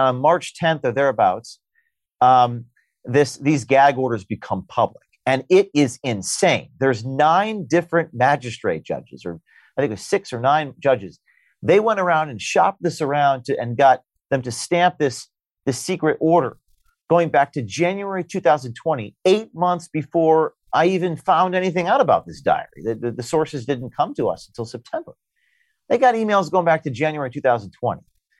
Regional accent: United States; And again, I'm an American journalist

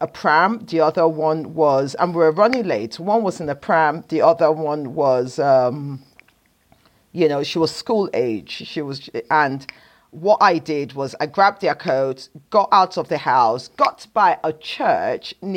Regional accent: Nigeria; I'm a Nigerian woman

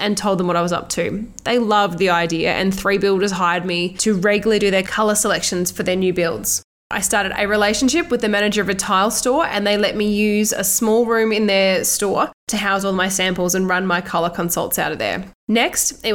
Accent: Australia; born or raised there

